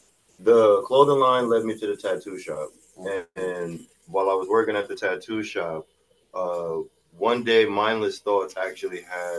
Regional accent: New Haven, Connecticut, United States; I am originally from New Haven, Connecticut. For people that go with the subsections, I'm from Neville, Dixwell area. But I've lived in a couple different spots around New Haven.

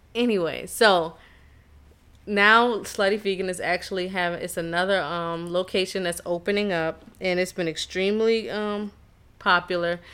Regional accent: Charleston, South Carolina, United States; I'm from Charleston, South Carolina.

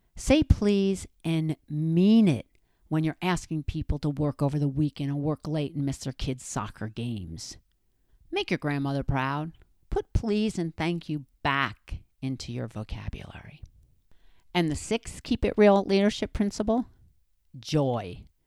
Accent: New Jersey, United States; I'm from Jersey, and that's the way we say it around there

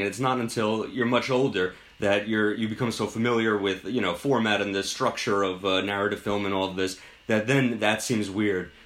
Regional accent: Westchester, New York, United States; I grew up in Westchester

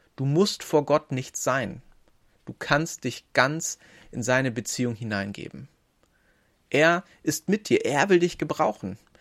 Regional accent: Northern Germany, Germany; Ich bin Norddeutscher

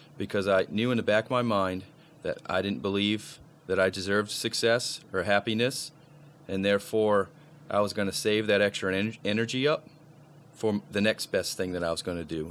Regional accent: Maine, United States; moved away; also born or lived in Jacksonville, Florida / Tallahassee, Florida; I'm originally from Maine. So, a Maine boy living in Tallahassee

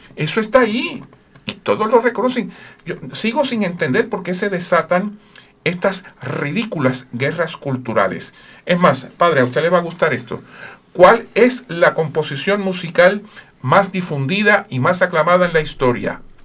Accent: Puerto Rico; Yo soy de Puerto Rico.

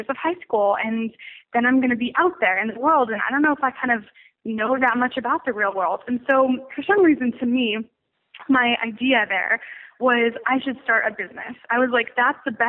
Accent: Royal Oak, Michigan, United States; now in Los Angeles, United States; I actually grew up in Royal Oak

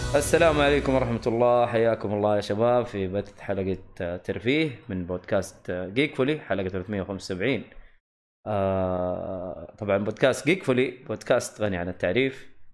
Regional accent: the South, Asir, Saudi Arabia; عندنا في الجنوب في منطقة اسمها خميس مشيط

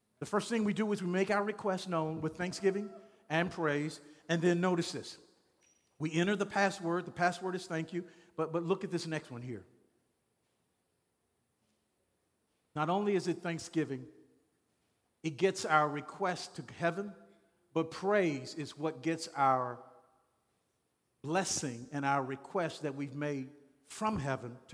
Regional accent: Shreveport, Louisiana, United States; I'm from Shreveport, Louisiana.

